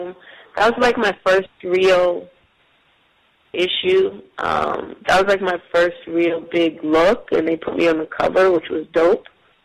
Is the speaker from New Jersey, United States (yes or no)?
yes; New Jersey, United States; It's because they're from Philly, I'm from Jersey.